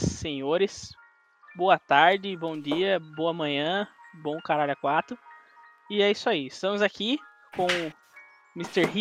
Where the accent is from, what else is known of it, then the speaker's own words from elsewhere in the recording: São Paulo, Brazil; eu, nas, eu já nasci aqui. falou. Tipo, no nosso, nosso bairro. Eu até nasci aqui no, no hospital Grajaú, aqui, do, pertinho aqui, do lado.